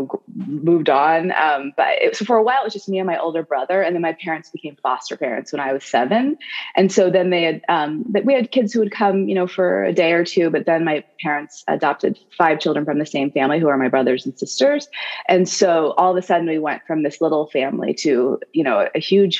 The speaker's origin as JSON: {"language": "English", "town": "Athens", "region": "Illinois", "country": "United States", "tie": "born or raised there", "said": "I grew up in this very small town of about 1600 people in rural Illinois called Athens"}